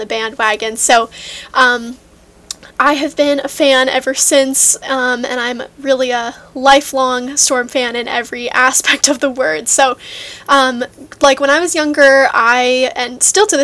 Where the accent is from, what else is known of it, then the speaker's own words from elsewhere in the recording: Seattle, Washington, United States; I was born and raised in Seattle, Washington